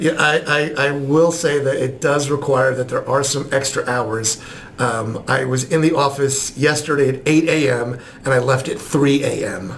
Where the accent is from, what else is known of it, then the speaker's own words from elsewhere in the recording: New Jersey, United States; moved away as an adult; also born or lived in New York; now in Columbus, United States; I was born in New York and grew up in New Jersey